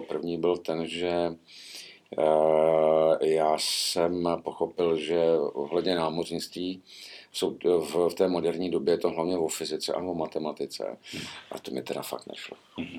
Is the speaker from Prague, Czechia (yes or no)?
yes; Prague, Czechia; když jsem byl malý v 60. letech, tak ještě jezdili po Praze ty starý tramvaje